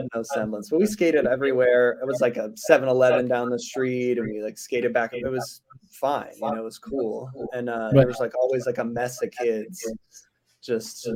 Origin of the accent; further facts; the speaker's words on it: Simi Valley, California, United States; also born or lived in Orange County / Oceanside; By 8, I was in Simi. And then I was in Simi pretty much